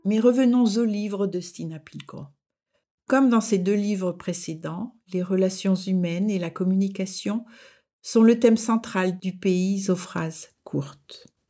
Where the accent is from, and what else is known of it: France; moved away as an adult; now in Denmark